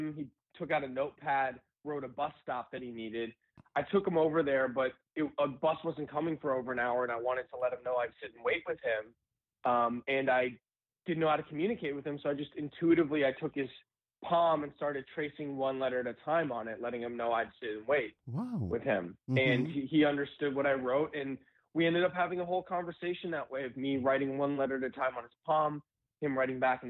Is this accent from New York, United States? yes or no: yes; New York City, New York, United States; moved away as an adult; now in Los Angeles, United States; I actually grew up in New York City. I was there pretty much my whole life other than coming here about 9 years ago.